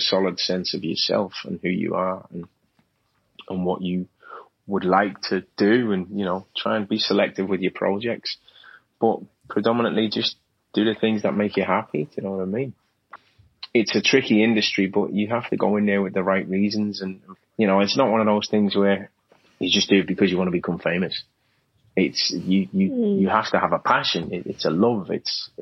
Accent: Liverpool, North West England, United Kingdom; accent: Scouse; people wouldn't identify me as being a Scouser

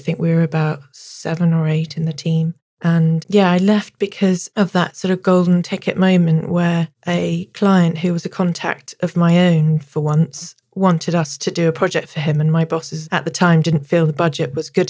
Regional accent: Devon, South West England, United Kingdom; now in London, United Kingdom; I grew up in Devon in my teens

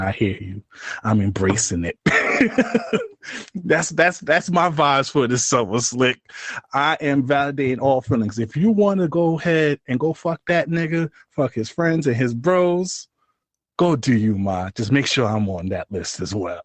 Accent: New York City, New York, United States; we're from New York City

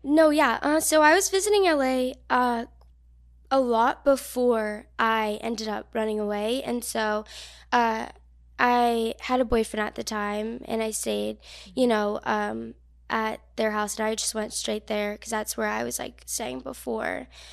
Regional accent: New Jersey, United States; moved away; I'm from New Jersey, very small town

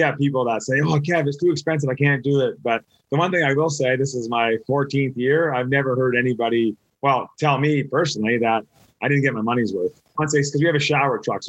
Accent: Canada; I'm from Canada

